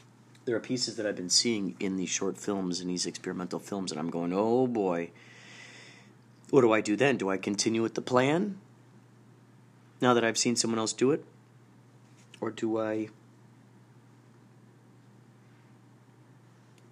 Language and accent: English; Carol Stream, Illinois, United States; moved away; I grew up in Carroll Stream, Illinois.